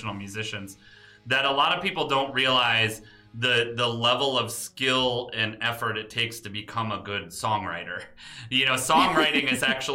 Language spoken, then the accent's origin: English; Detroit, Michigan, United States; I actually grew up in Detroit. So I'm also a Midwesterner